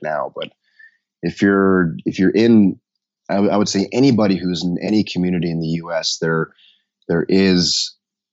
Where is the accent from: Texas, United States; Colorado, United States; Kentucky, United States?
Colorado, United States; Denver; I grew up in Denver